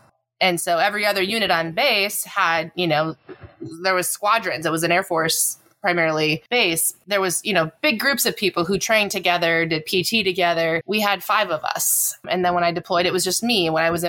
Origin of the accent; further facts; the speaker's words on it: Minnesota, United States; I'm from Minnesota.